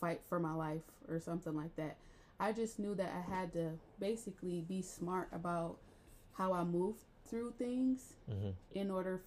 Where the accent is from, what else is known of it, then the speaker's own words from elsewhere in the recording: Akron, Ohio, United States; So when I was a child, we grew up in Channelwood, which is on the southwest side of Akron